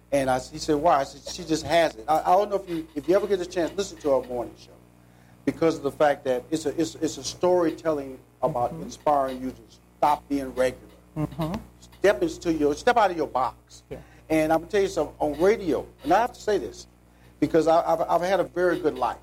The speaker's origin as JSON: {"language": "English", "town": "Houston", "region": "Texas", "country": "United States", "tie": "born or raised there", "said": "I'm from Forest Brook High School"}